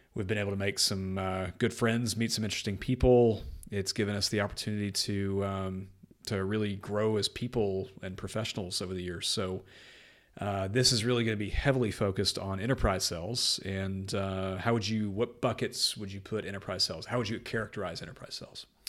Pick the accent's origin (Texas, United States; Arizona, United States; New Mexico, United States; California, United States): Texas, United States; North; moved away as an adult; now in Windsor, United Kingdom; I was born and raised in North Texas in the U S